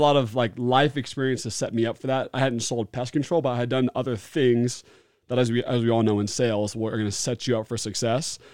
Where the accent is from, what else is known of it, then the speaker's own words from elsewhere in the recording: Beaverton, Oregon, United States; now in Utah, United States; I grew up in Beaverton, Oregon, loved it